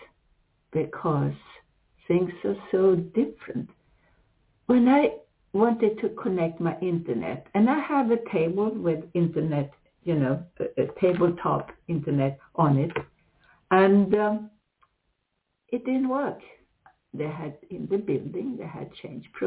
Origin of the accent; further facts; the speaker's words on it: Sweden; English is a second language; moved away as an adult; also born or lived in United States; I come from here, I'm Swedish originally